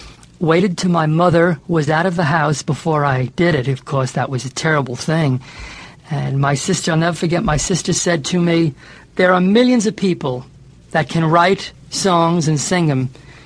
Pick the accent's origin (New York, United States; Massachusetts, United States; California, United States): New York, United States; New York City; I was born and raised in the Brighton Beach section of Brooklyn, New York. And when I was 13 years old